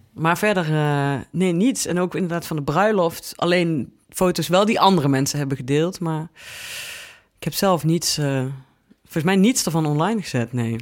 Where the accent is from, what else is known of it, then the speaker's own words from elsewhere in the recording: Venlo, Limburg, Netherlands; moved away; Ik kwam uit Venlo